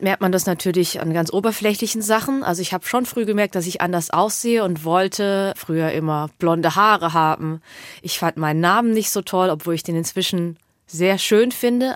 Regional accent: Hemsbach, Baden-Württemberg, Germany; also born or lived in Heppenheim; Ich bin aber in Hemsbach aufgewachsen

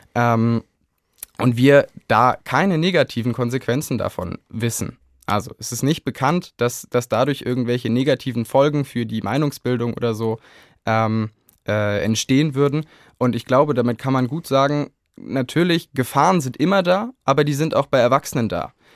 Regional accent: Kassel, Hesse, Germany; bei uns in Kassel die Wahl zur Stadtverordnetenversammlung

